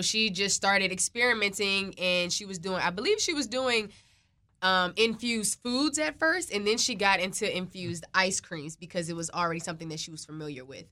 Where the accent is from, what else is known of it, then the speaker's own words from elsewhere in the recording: Prince George's County, Maryland, United States; I am from Maryland. I'm from the P G County area